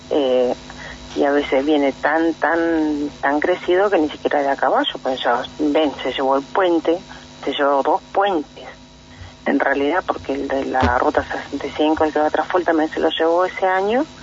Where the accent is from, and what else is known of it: Cuyín Manzano, Neuquén, Argentina; born or raised there